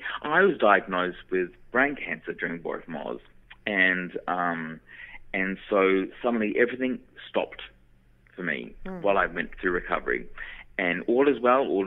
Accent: New Zealand; moved away; because I was from New Zealand and I had to leave little old New Zealand and move overseas to train because the training wasn't available in New Zealand

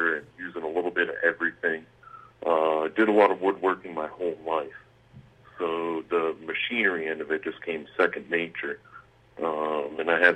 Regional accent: Manchester, Vermont, United States; I grew up in Manchester, Vermont, small town of a few thousand people

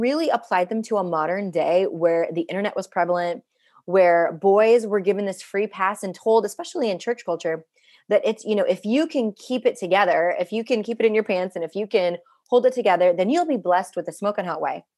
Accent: India; now in United States; I'm an Indian immigrant woman living in the United States

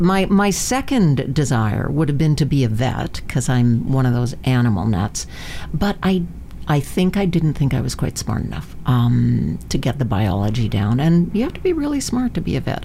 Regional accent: Vancouver, British Columbia, Canada; also born or lived in Manitoba; I grew up here in Vancouver. My my, I was born in Manitoba, but my family came out here before

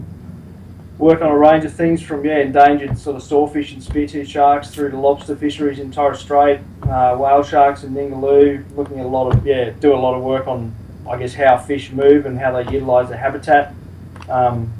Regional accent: Cape Town, Western Cape, South Africa; moved away; I was actually born and brought up in South Africa.

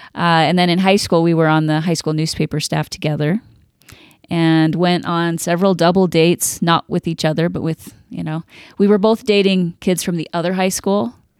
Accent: Idaho Falls, Idaho, United States; We did, yeah. And so we grew up in Idaho Falls.

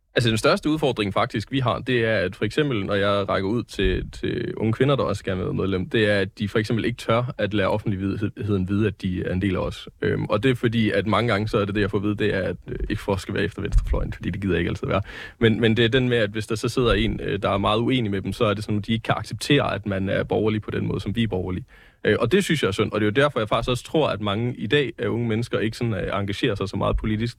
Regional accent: Jutland, Denmark; jeg er jo jyde

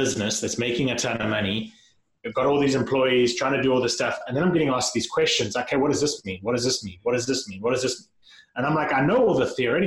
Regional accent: South Africa; moved away as an adult; I grew up in South Africa, and when I finished high school, went off to college, and college in South Africa is a little bit different

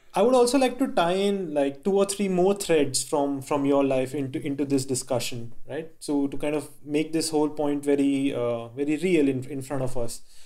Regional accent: India; I grew up in India and my father was in the Indian government

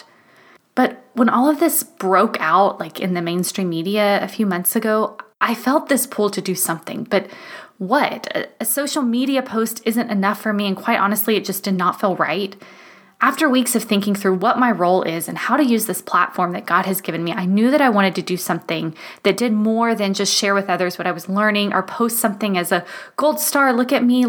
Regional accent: United States; moved away as an adult; now in Germany; I am so proud to be an American

